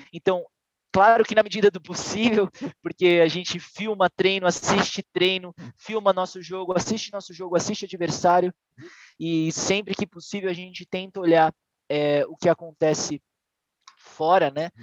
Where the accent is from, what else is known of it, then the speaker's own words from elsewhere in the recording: Santos, São Paulo, Brazil; em Santos, que foi onde eu nasci e cresci